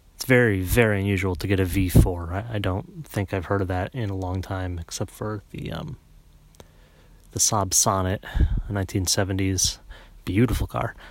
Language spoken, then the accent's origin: English; Connecticut, United States; I grew up in Connecticut.